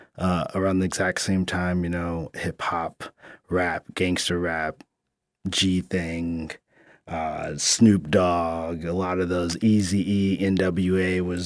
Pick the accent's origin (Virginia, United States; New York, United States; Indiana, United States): Indiana, United States; Indianapolis; born there; I was born in Indianapolis, Indiana, after the blizzard of 78